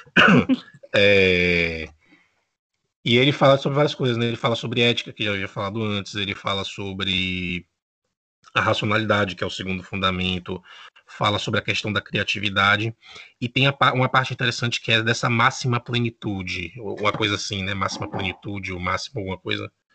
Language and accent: Portuguese; Bahia, Brazil; now in Uruguay; eu sou da Bahia, atualmente residente no Uruguai